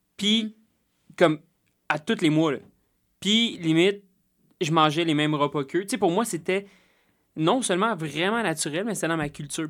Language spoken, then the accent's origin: French; Salaberry-de-Valleyfield, Quebec, Canada; je suis né à Valleyfield